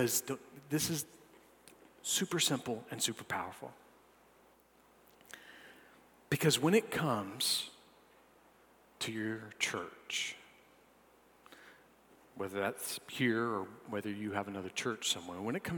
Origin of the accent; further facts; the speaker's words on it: North Augusta, South Carolina, United States; I'm some punk from North Augusta.